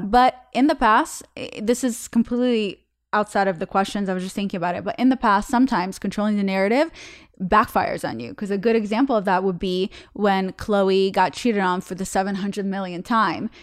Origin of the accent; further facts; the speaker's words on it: Russia; moved away; I'm from Russia